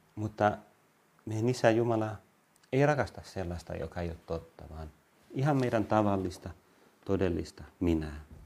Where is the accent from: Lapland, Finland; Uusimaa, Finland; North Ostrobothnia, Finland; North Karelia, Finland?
Uusimaa, Finland; Vantaa; also born or lived in Helsinki / Lohja / Tuusula; Mä olen kasvanut Vantaalla ennen kaikkea, Tuusulassa, mä Helsingissä syntynyt, sitten Vantaalla, Lohjalla, Tuusulassa, mutta ennen kaikkea Vantaalla. Ja olen ylpeä vantaalainen